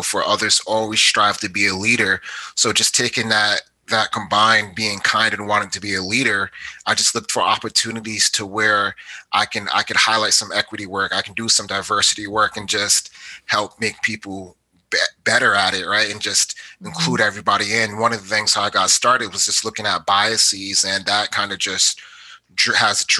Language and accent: English; Providence, Rhode Island, United States; moved away as an adult; also born or lived in Georgia / Missouri / North Carolina; now in Richmond, United States; I am from Providence, Rhode Island